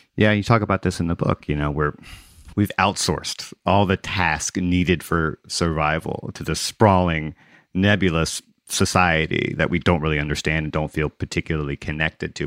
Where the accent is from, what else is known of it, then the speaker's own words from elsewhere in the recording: Gulf Coast, United States; also born or lived in Mississippi / Louisiana; I grew up on the Gulf Coast in Mississippi and Louisiana